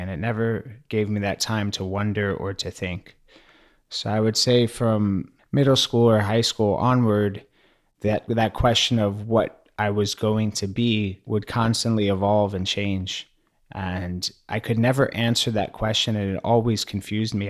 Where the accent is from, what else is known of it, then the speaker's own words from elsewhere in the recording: New York City, New York, United States; growing up in New York City